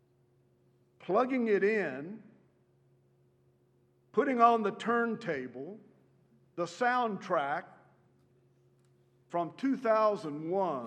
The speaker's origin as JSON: {"language": "English", "town": "Beeville", "region": "Texas", "country": "United States", "tie": "born or raised there", "said": "when I was growing up in Beeville, Texas"}